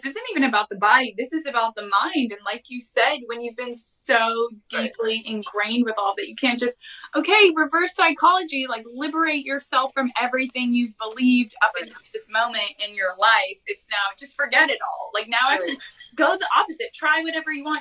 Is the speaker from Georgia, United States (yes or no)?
no; San Francisco Bay Area, California, United States; born or raised there